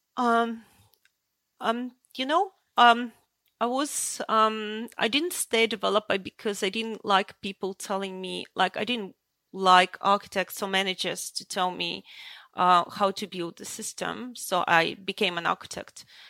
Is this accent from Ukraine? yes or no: yes; Ukraine; also born or lived in Russia; now in Sydney, Australia; I was born in Ukraine